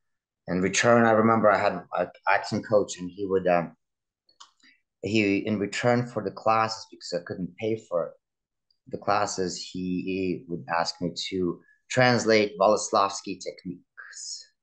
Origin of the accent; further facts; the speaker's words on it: Russia; moved away; Immigration definitely plays a toll on people. So because growing up in Russia, I was kind of a spoiled kid